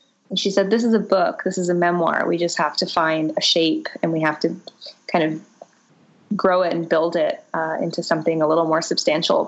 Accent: Boca Raton, Florida, United States; my time growing up in Boca Raton, Florida

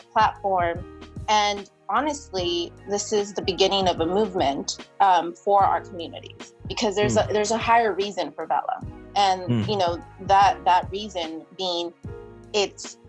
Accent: San Diego, California, United States; moved away as an adult; also born or lived in San Francisco / Sacramento / Washington, D.C.; I'm from San Diego

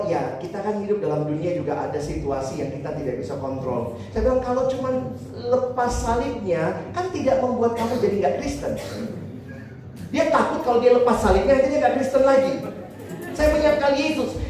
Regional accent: Ambon, Maluku, Indonesia; Saya orang Ambon, saya ngerti di bagian sana di Ambon dan apa ya orang-orang timur lah.

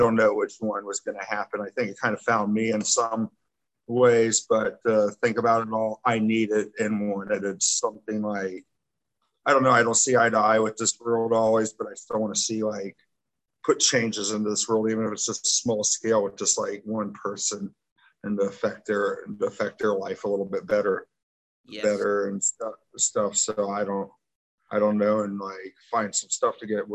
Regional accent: Kansas City, United States; also born or lived in Miami; Spent a lot of my time in Kansas City growing up

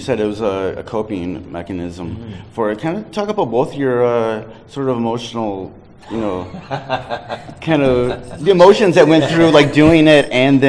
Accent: Detroit, Michigan, United States; I'm from Detroit, was really involved in the hip-hop scene. So I'm a white dude around, you know, a predominantly black city

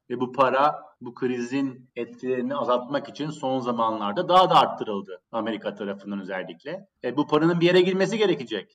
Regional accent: Turkey; moved away as an adult; also born or lived in New York, United States / London, United Kingdom

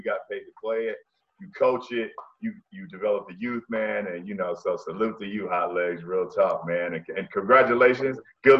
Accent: California, United States; I'm from Cali

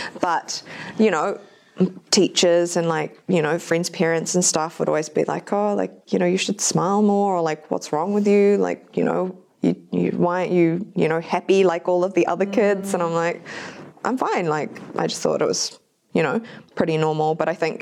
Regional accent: New Zealand; also born or lived in Japan; I was born in Japan, but we moved here when I was about four. And my dad wasn't really around, so it was just my fobby-ass mum raising me and my brother in New Zealand

